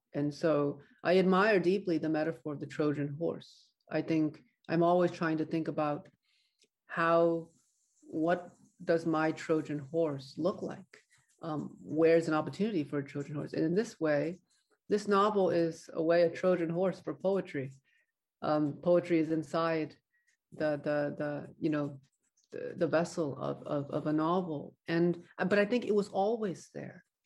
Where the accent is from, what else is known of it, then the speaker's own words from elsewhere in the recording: United States; an American novelist